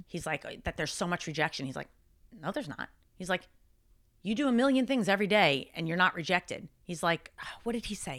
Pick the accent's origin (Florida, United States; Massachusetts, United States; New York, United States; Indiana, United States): New York, United States; Long Island; I grew up, I grew up in Long Island